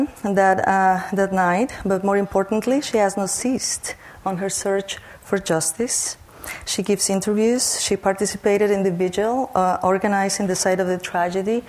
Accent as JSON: {"language": "English", "region": "Tamaulipas", "country": "Mexico", "tie": "born or raised there", "moved": "yes", "said": "my home state"}